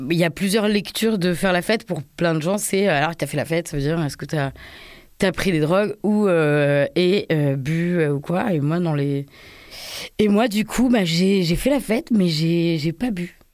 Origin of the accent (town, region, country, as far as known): Paris, Île-de-France, France; born or raised there